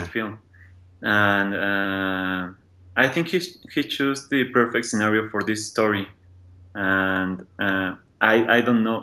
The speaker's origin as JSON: {"language": "English", "region": "Mexico City", "country": "Mexico", "said": "I'm from Mexico City"}